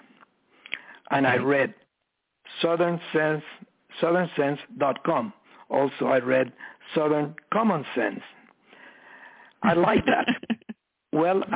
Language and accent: English; Cuba; moved away; I was born in Cuba